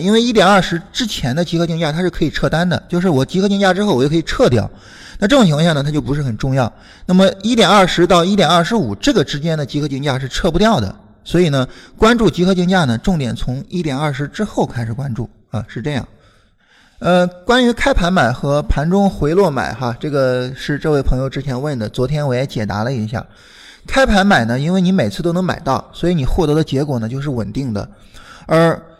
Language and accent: Chinese; Shandong, China; now in Beijing, China; 我是山东的